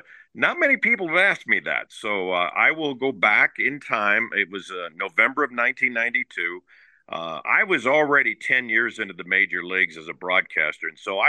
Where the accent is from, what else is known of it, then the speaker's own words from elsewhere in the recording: Westminster, Colorado, United States; I was a native of Colorado. I was born in St. Anthony's Hospital, raised in Westminster. And so for many, many years, I always wanted to come back to Colorado in some way.